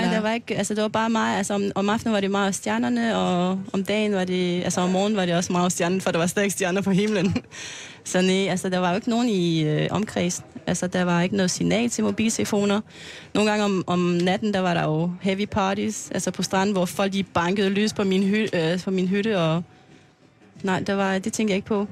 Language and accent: Danish; French Polynesia; Danish is a second language; moved away as an adult; also born or lived in Aarhus, Denmark; now in Klitmøller, Denmark; jeg kommer fra Tahiti